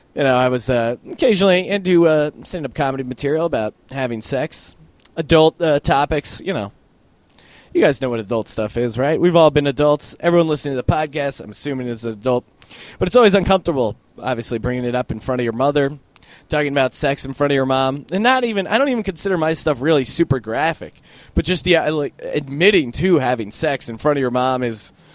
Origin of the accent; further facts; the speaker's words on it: Bethlehem, Pennsylvania, United States; Bethlehem, Pennsylvania, where I'm originally from